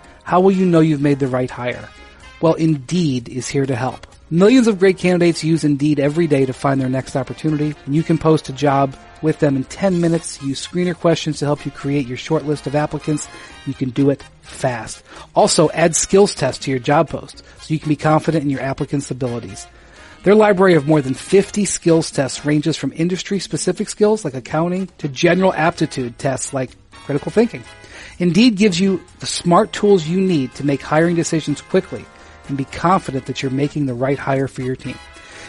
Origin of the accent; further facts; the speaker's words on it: Akron, Ohio, United States; It's one of the most proud things that we had from my hometown of Akron was the Goodyear blimp.